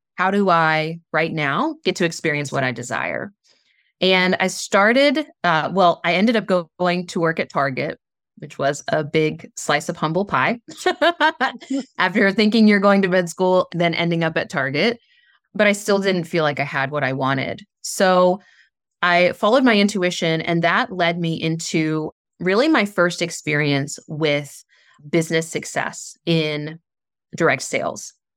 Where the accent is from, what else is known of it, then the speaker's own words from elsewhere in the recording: Southern West Virginia, United States; I grew up in Southern West Virginia, a very small town